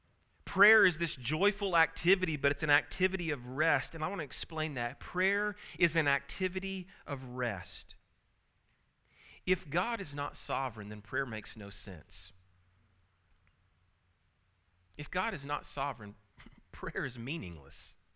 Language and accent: English; Tulsa, Oklahoma, United States; born there; I was born here in Tulsa at St. Francis. So it's kind of neat to come back to the place of your birth.